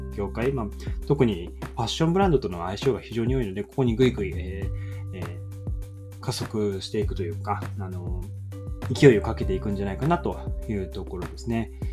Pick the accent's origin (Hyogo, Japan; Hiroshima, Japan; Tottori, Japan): Hiroshima, Japan; now in Kanagawa, Japan; 僕出身は広島の方なんですけど